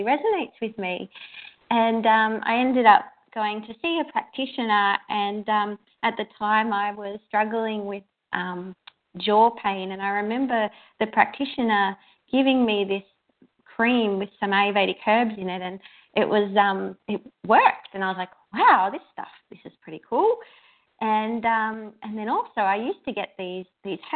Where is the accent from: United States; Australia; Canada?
Australia; Melbourne, Victoria; I'm from Melbourne, Australia.